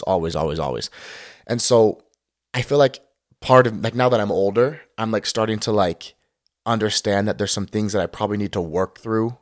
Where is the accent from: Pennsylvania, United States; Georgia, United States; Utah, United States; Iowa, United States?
Utah, United States; Lehi; moved away as an adult; also born or lived in Martinez, California / Las Vegas, Nevada; I'm from Lehigh, Utah. Grew up in Lehigh, Utah